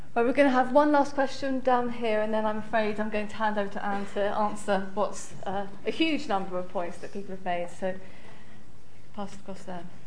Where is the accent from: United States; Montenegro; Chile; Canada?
Chile; moved away as an adult; now in London, United Kingdom; I'm from Chile, and uh, I'm studying a master in sociology here at LSE